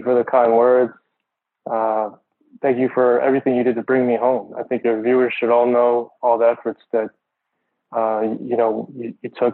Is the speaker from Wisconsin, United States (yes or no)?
no; Phoenix, Arizona, United States; moved away; also born or lived in Michigan; I was born in Phoenix, Arizona, and grew up in Arizona, then moved to Michigan, where my dad took up a professorship there at the university in microbiology